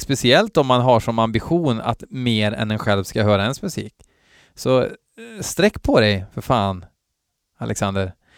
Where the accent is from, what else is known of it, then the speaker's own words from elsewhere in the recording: Värmland, Sweden; Från botten av mitt värmländska heavy metal-hjärta